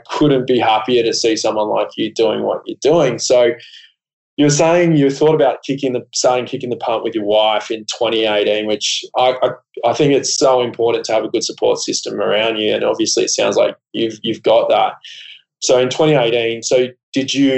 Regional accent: Gold Coast, Queensland, Australia; I grew up on the Gold Coast with RSLs, you know, pokey machines everywhere.

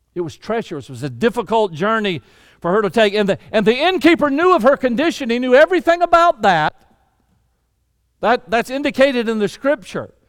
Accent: Deep South, United States; I was raised in the Deep South

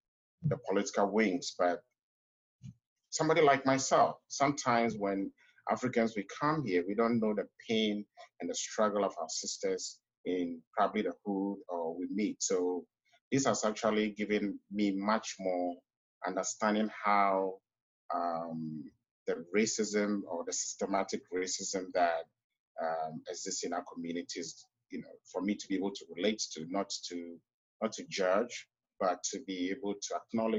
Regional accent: Ghana; now in United States; I grew up in Ghana before I came here.

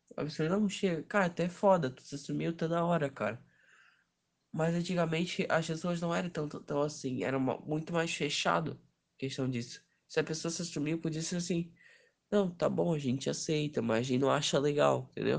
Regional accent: Brazil; a gente é brasileiro

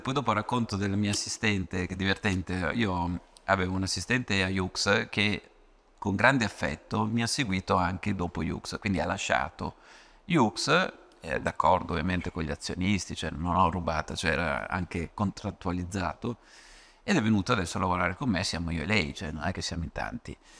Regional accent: Ravenna, Emilia-Romagna, Italy; da buon romagnolo, vengo da Ravenna

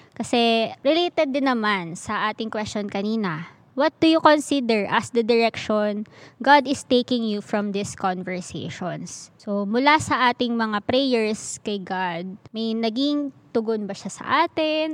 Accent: Philippines; bilang Pilipino

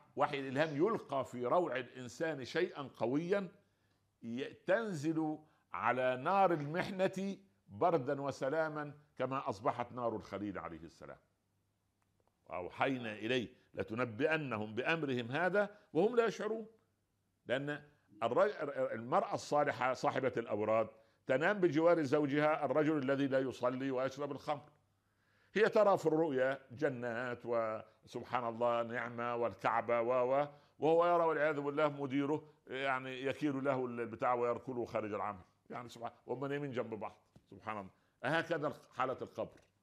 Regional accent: Egypt; عندنا في مصر

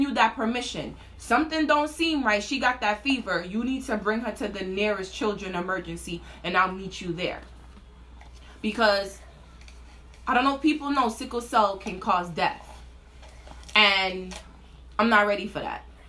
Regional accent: New York City, New York, United States; we from Brooklyn

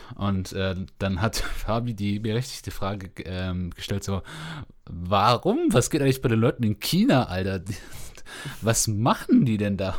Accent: Germany; die wir als äh, Deutsche über euch haben

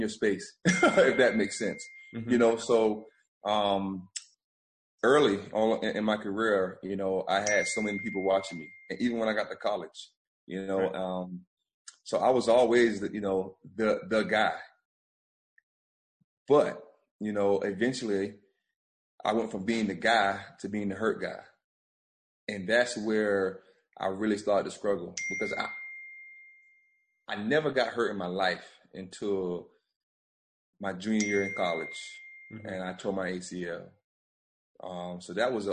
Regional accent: Bamberg, South Carolina, United States; moved away as an adult; now in Myrtle Beach, United States; we went door to door to 10 families in Bamber in my hometown

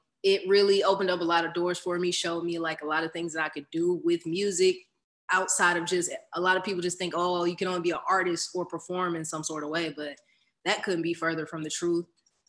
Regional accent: Decatur, Georgia, United States; I am born and raised in Atlanta, Georgia, Decatur, East Side to be exact.

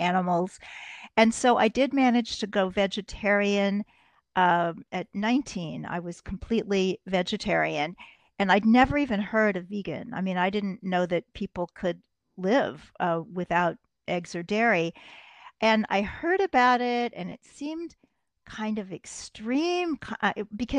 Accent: Kansas City, Missouri, United States; now in New York City, United States; Kansas City, Missouri, the heart of America

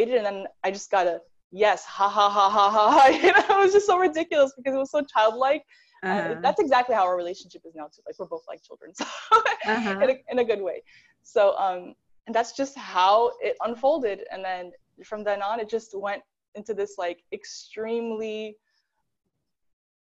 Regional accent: New York, United States; now in Los Angeles, United States; I'm from New York

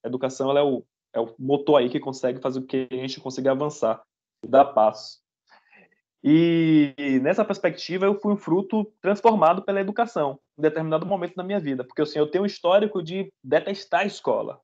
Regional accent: Salvador, Bahia, Brazil; moved away as an adult; now in Canada; sou de Salvador, para começar, sou de Salvador, Bahia. E tem um ano que eu tô morando aqui no Canadá

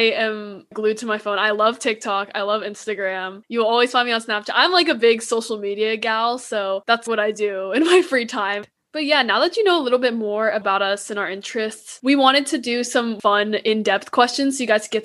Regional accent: Metro Atlanta, Georgia, United States; I'm from Atlanta, 45 minutes outside Atlanta.

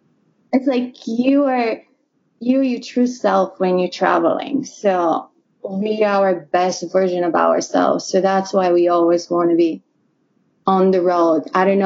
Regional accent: Bulgaria; English is a second language; moved away as an adult; also born or lived in Colorado; I'm originally from Bulgaria, and Mike is from Atlanta, Georgia. But we met in snowy Colorado.

